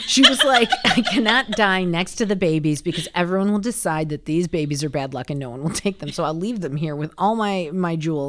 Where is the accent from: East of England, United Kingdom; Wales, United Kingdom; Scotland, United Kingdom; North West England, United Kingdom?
Scotland, United Kingdom; Oh. I'm Scottish.